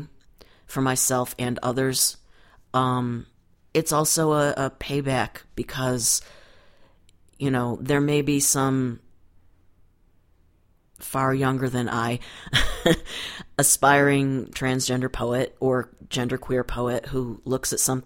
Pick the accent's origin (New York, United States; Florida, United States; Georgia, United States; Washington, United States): New York, United States; Buffalo; I grew up in Buffalo, New York